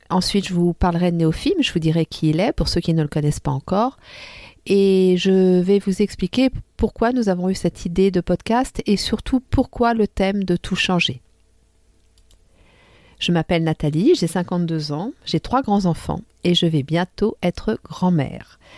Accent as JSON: {"language": "French", "country": "France", "lives_now": "Tunisia", "said": "mes deux pays que j'aime tant, mon pays d'origine qui est la France et, et mon pays d'adoption qui est la Tunisie."}